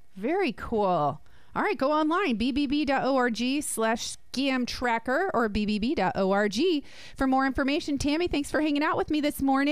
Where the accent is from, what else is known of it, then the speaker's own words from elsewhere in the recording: New Jersey, United States; I'm from Jersey